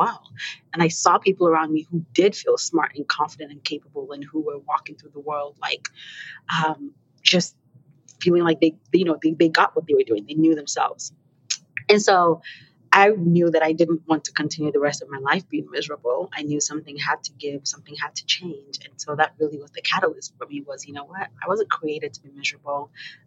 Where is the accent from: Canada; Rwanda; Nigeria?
Nigeria; now in St. Louis, United States; I am originally Nigerian. I currently live in St. Louis